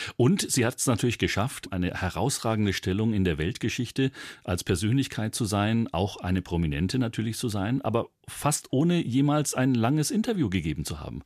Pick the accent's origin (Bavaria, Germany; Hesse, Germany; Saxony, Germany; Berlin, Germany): Bavaria, Germany; wie man bei uns in Bayern sagt